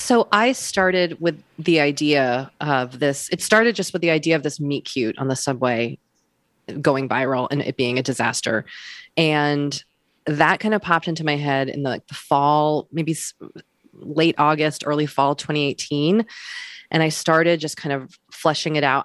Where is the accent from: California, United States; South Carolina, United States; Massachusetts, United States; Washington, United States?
Massachusetts, United States; Wellesley; I'm from Wellesley, Massachusetts